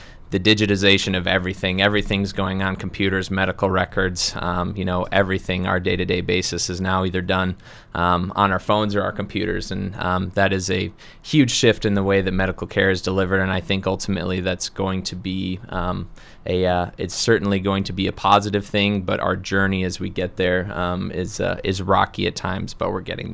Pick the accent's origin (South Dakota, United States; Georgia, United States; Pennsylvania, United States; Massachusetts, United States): South Dakota, United States; Redfield; moved away as an adult; also born or lived in Minneapolis, Minnesota; now in Brookings, United States; I hail from Redfield, South Dakota originally